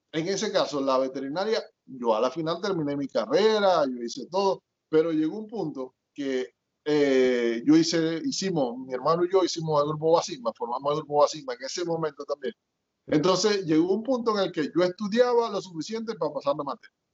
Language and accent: Spanish; Maracaibo, Zulia, Venezuela; moved away as an adult; now in United States; yo nací en Maracaibo, pero mis papás son de allá del sur del lago, de Bogure específicamente